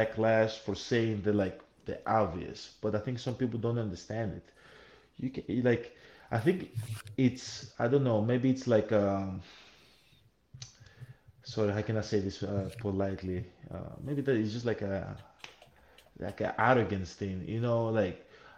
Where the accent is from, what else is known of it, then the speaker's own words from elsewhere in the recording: Greece; also born or lived in Nigeria (ancestry); I was born in Greece